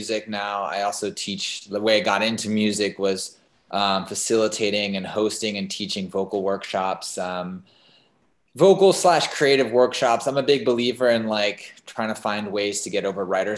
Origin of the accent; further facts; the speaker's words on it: New York City, New York, United States; I grew up in New York City, Greenwich Village, around a lot of amazing artists